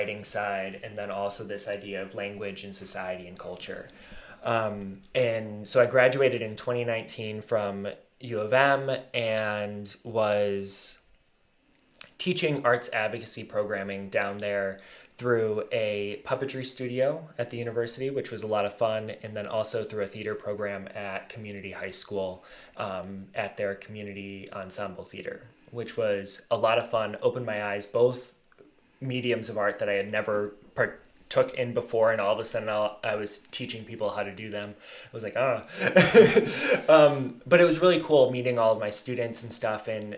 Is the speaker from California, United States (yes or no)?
no; Alpena, Michigan, United States; I grew up here in Alpena, graduated from Alpena High in 2015